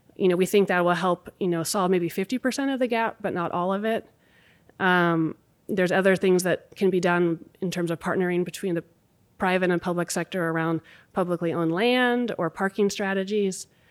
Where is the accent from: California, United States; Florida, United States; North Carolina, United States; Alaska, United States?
Alaska, United States; Anchorage; moved away as an adult; also born or lived in Boston / Sacramento; now in Anchorage, United States; two kids born and raised in Anchorage